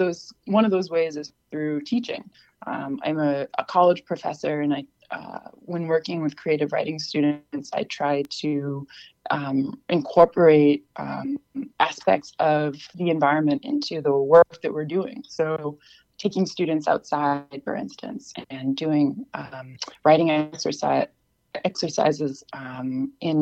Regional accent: Peterborough, New Hampshire, United States; also born or lived in Keene, New Hampshire; now in Oberlin, United States; I mostly grew up in Peterborough. I was born in Keene

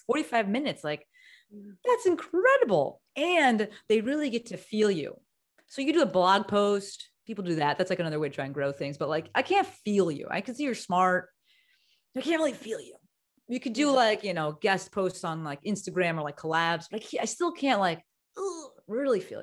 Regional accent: New Jersey, United States; moved away as an adult; also born or lived in New York; now in Los Angeles, United States; I moved across the country, right? So I'm from Jersey

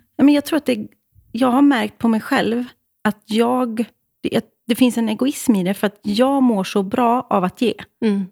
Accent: Åmål, Västra Götaland, Sweden; Jag kommer alltså från Åmål. Fucking Åmål.

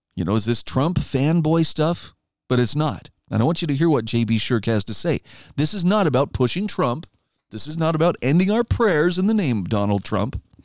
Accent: Idaho, United States; moved away; my home state of Idaho

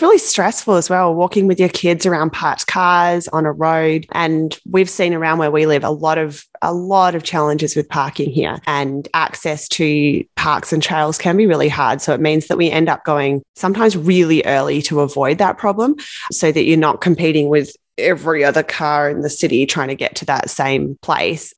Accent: Australia; I'm from Australia

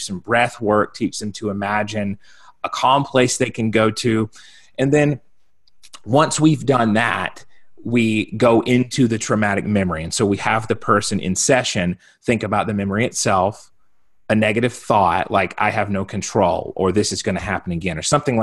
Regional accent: South Carolina, United States; now in Colorado, United States; Originally, I'm from South Carolina. I'm a Southern boy at heart.

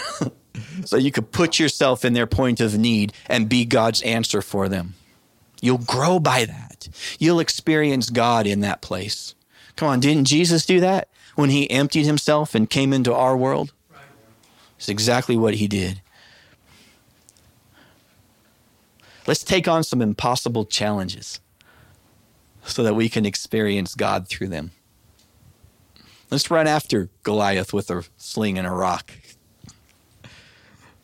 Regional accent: United States; I'm an American

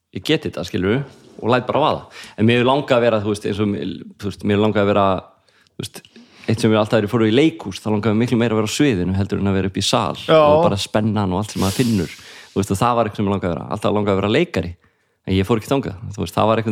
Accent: Reykjavík, Capital Region, Iceland; also born or lived in Garðabær; ólst upp í Breiðholtinu

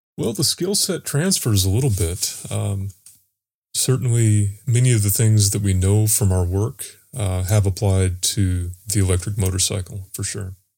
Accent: North Carolina, United States; also born or lived in Florida; also from North Carolina

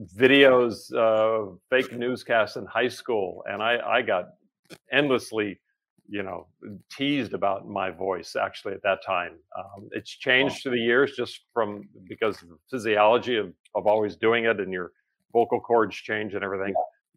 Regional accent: Memphis, Tennessee, United States; born there; My dad was in radio and television where I was born in Memphis, Tennessee.

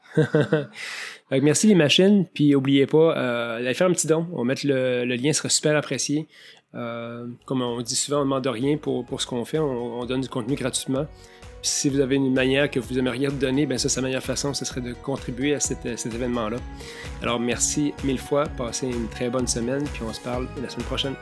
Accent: Montmagny, Quebec, Canada; now in Montreal, Canada; J'ai grandi à Montmagny

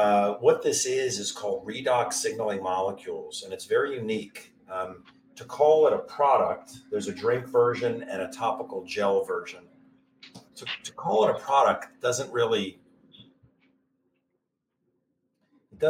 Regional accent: Maryland area, United States; I'm from the Maryland area, DC area

